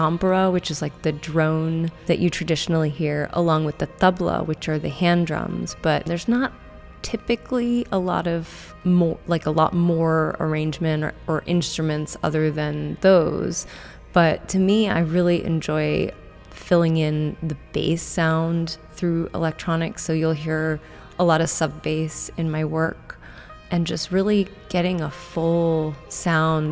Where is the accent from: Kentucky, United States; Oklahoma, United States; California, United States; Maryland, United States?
Maryland, United States; I grew up in Maryland